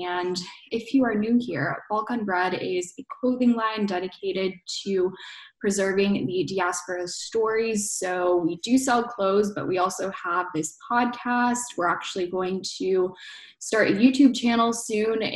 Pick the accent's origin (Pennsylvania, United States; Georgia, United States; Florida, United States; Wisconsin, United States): Georgia, United States; accent: Georgia; first language Bosnian; English is a second language; you'll hear like the Georgia accent.